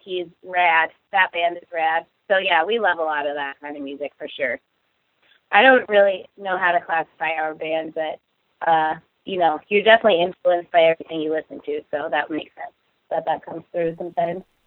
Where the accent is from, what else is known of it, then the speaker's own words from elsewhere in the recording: Seattle, Washington, United States; we're all from Seattle. Like we're all pretty much from here